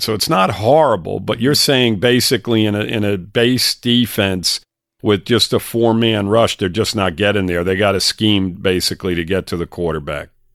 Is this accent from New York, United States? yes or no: yes; New York, United States; moved away; I'm from New York originally